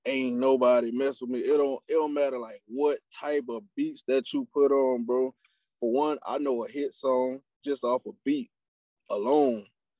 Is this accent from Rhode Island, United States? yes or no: no; South Carolina, United States; I'm from Utahville, South Carolina. So now we put on, like, down in Orangeburg County, we have what you call the Low Country